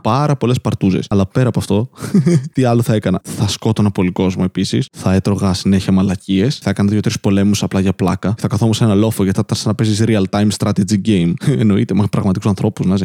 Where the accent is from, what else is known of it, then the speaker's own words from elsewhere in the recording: Serres, Central Macedonia, Greece; Επομένω είμαι Έλληνα και μεγάλωσα εδώ, στην Ελλάδα. Αν οι Σέρε μετράνε και Ελλάδα, δεν ξέρω.